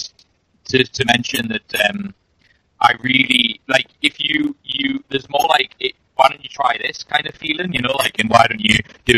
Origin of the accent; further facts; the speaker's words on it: Newcastle upon Tyne, North East England, United Kingdom; I'm from Newcastle, which is a very working class part of the country, and that is how we're brought up